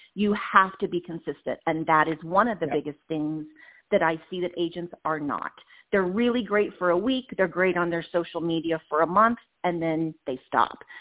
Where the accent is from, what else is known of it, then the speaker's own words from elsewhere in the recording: Indiana, United States; moved away as an adult; now in Las Vegas, United States; ISU was my hometown college back in Indiana